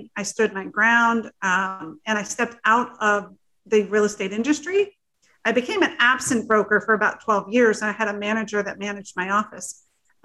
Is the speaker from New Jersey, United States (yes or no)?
yes; New Jersey, United States; also born or lived in Florida; I was very fortunate to be adopted into a family out of New Jersey, a very large Italian family